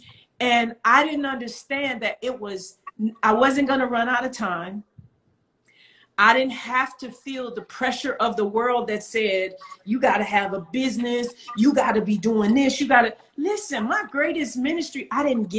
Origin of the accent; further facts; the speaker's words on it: Rockford, Illinois, United States; moved away; I was born in Rockford, Illinois